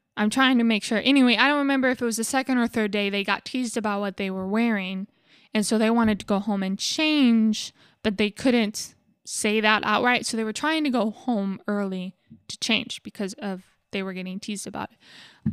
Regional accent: United States; being an American

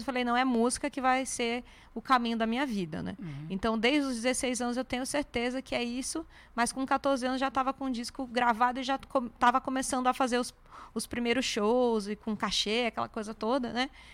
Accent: Santo André, São Paulo, Brazil; moved away as an adult; now in São Paulo, Brazil; no Instituto M. Maia, em Santo André, que é minha cidade natal. Nasci Santo André

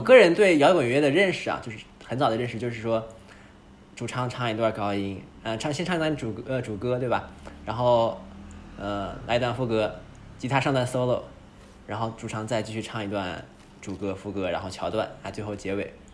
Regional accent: northern China, China; 我们都是北方人

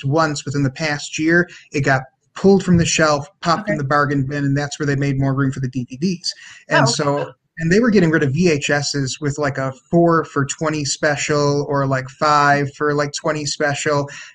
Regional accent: Oklahoma, United States; in the town where I grew up in Oklahoma

